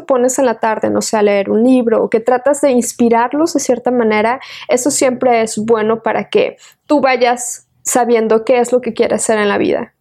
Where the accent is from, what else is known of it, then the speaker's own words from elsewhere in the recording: Querétaro, Mexico; now in Austin, United States; soy nacida en la ciudad de Querétaro. Este, mis abuelitos vivían en un pueblito hermoso donde yo también vivía y con ellos.